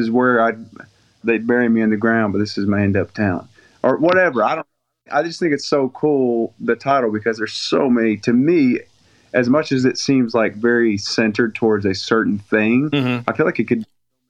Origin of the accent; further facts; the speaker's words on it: the North, United States; now in Southern US; because I was raised in the North, married a Southern girl.